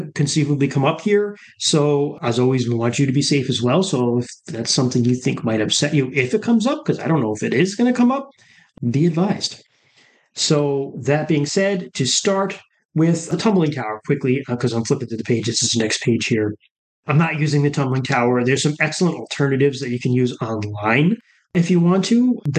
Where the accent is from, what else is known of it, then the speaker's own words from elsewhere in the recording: upstate New York, United States; technically, I grew up in upstate New York, and technically, I grew up in the Appalachians. Part of the Catskill Mountains where I grew up